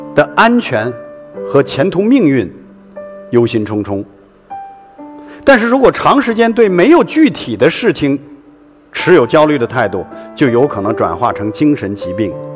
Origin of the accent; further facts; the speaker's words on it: Hailar, Inner Mongolia, China; 回到了我们在海莱尔的家